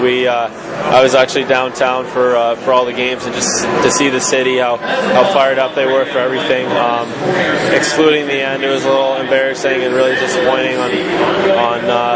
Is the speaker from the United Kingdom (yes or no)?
no; Langley, British Columbia, Canada; moved away as an adult; my hometown.